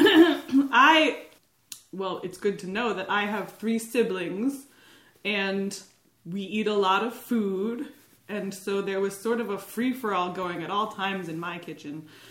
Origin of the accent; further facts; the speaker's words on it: Nazareth, Pennsylvania, United States; now in Burlington, United States; I'm from Pennsylvania, Dutchland, in a town known as Nazareth, home of Martin Guitar.